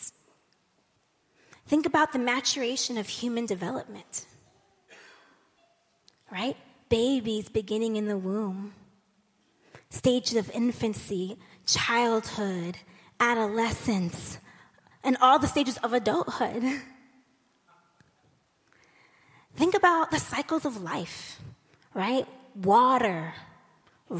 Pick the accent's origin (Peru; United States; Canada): United States; as an American